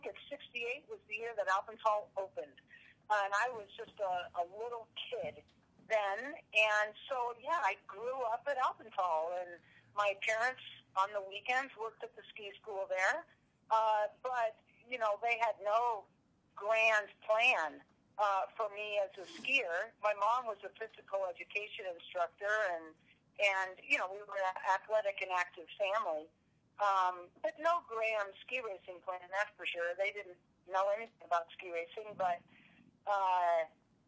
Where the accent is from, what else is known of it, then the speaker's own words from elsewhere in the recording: Seattle, Washington, United States; moved away as an adult; now in Colorado, United States; I grew up in Montlake. I went to Montlake Elementary School and Madrona